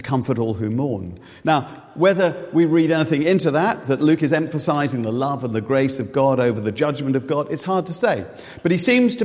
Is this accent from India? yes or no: no; Reading, South East England, United Kingdom; Reading is my hometown